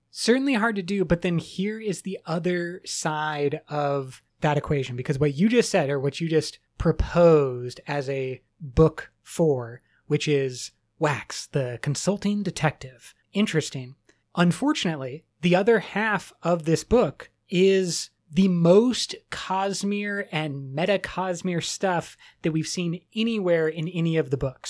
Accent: United States; I'm very American

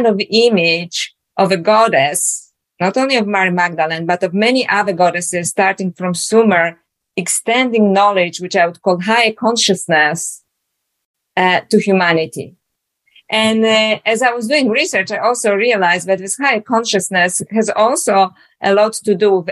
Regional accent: Poland; now in Australia; as you can hear from my accent, I was born in Poland originally. Now I live in Australia.

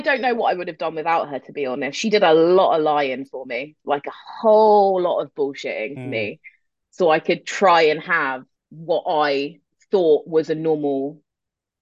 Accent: London, United Kingdom; moved away as an adult; now in Germany; I grew up in North London. My mum is English. She's from East London, and my dad is from Algiers

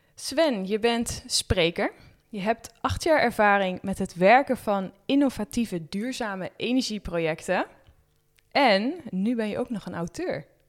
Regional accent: Netherlands; als Nederlander

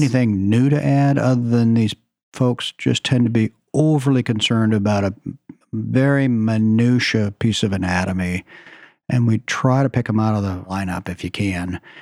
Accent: Oklahoma, United States; moved away as an adult; also born or lived in Shreveport, Louisiana / Beverly Hills, California; now in Seattle, United States; I grew up in Oklahoma

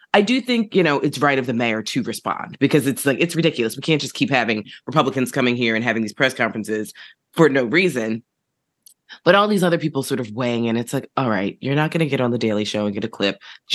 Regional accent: New York City, New York, United States; So I'm being crotchety New Yorker, but.

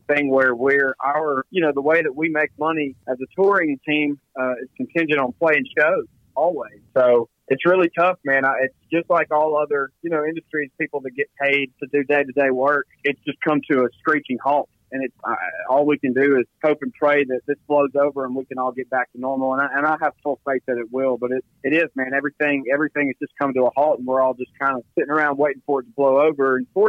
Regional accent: Philadelphia, Mississippi, United States; Oh, man, it means everything. Mississippi is interesting because there's no professional team in the state

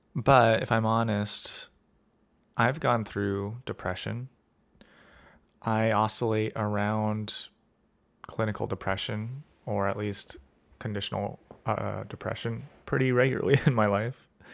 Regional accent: California, United States; being a Californian

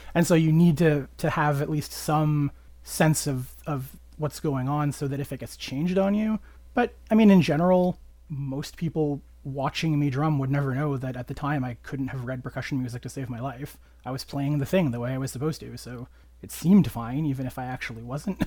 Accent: Canada; I am a Canadian

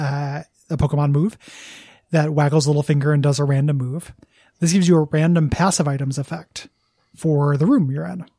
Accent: Illinois, United States; I remember there was, like, a youth center that I used to go to in my hometown

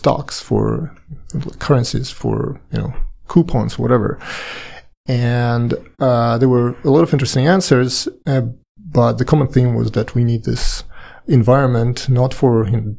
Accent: Saint Petersburg, Russia; moved away as an adult; also born or lived in Paris, France; now in United States; I'm Russian. I was born and lived in St. Petersburg for quite a long time. Later, I moved to Paris and lived 8 years in France.

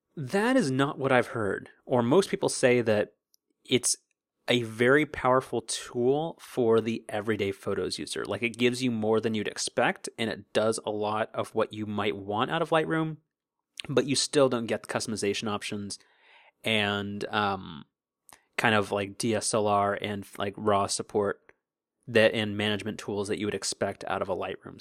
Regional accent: Southern California, United States; we're from Southern California

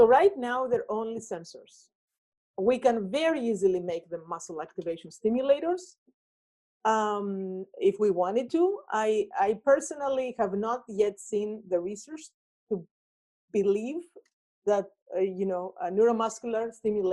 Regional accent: Greece; moved away; my home country, Greece

